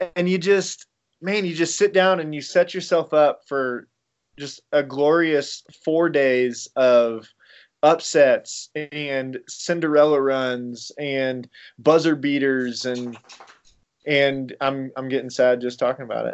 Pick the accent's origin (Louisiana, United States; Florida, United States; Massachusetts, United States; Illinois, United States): Illinois, United States; I am from Illinois, so I'm a big Illinois fan